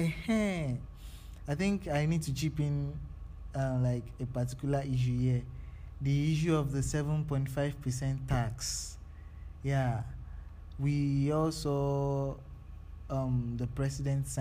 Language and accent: English; Nigeria; as a Nigerian starting a business now